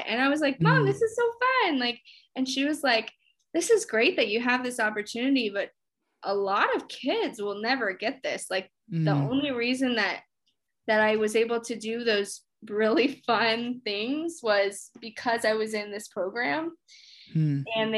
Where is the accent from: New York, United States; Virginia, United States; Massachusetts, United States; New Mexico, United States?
Virginia, United States; Henrico; moved away as an adult; also born or lived in Plainfield, Indiana; now in Chicago, United States; especially where I grew up in Henrico